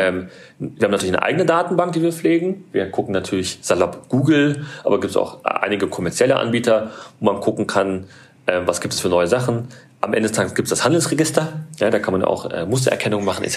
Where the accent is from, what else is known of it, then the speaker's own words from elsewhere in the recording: Berlin, Germany; Ich bin aus Berlin